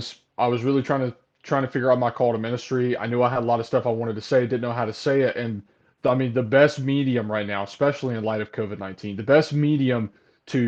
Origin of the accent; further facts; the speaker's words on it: Kings Mountain, North Carolina, United States; I'm from Kings Mountain, North Carolina, where Jeff's from. Grew up in Jeff's church